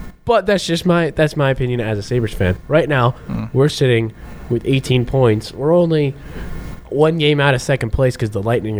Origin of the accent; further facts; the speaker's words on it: New Mexico, United States; moved away; I played hockey growing up in New Mexico